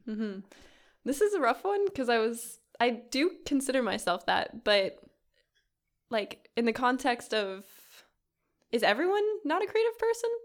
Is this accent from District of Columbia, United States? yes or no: no; Kodiak, Alaska, United States; moved away; my hometown, Kodiak, Alaska